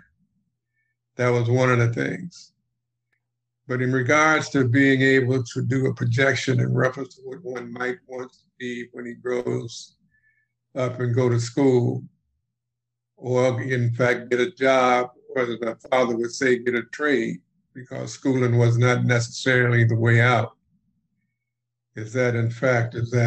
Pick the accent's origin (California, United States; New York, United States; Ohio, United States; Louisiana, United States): Ohio, United States; Cleveland; I'm from Cleveland, Ohio. And I happened to be born during the Depression.